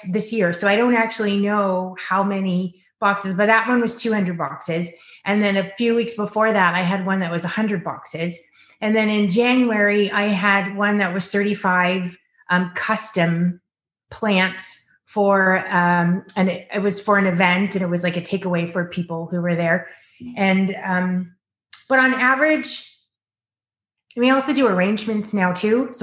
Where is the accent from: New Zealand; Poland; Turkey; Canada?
Canada; Ottawa, Ontario; moved away as an adult; also born or lived in Tennessee; now in California, United States; I grew up in Ottawa